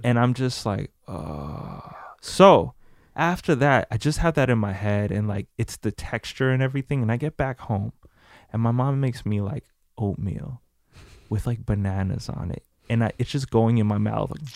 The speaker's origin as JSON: {"language": "English", "region": "New Jersey", "country": "United States", "said": "We're from Jersey"}